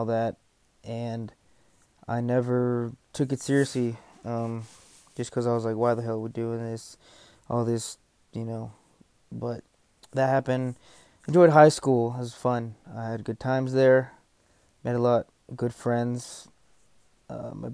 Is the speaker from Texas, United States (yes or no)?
yes; Texas, United States; I was born here in Texas, lived here all my life.